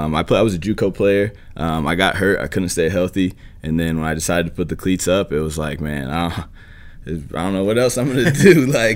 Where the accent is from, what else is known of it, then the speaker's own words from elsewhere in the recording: Buffalo, New York, United States; I was coming from Buffalo, though, so it was really not much of a difference in terms of the weather.